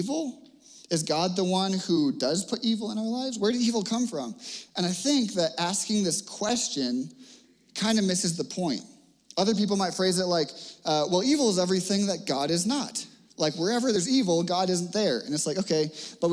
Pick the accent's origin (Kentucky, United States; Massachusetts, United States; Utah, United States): Massachusetts, United States; Cape Cod; now in Littleton, United States; When I was growing up on Cape Cod